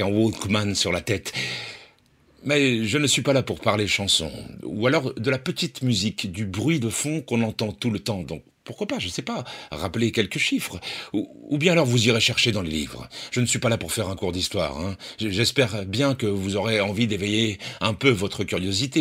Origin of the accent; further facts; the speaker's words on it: Poitiers, Nouvelle-Aquitaine, France; je suis né à Poitiers